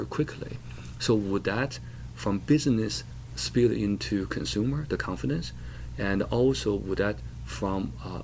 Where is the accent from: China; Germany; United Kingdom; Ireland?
China; now in United States; I was born in China.